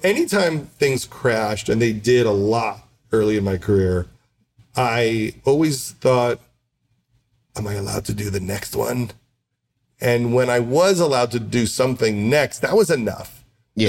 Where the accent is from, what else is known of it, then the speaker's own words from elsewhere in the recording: Syosset, New York, United States; I grew up middle class on Long Island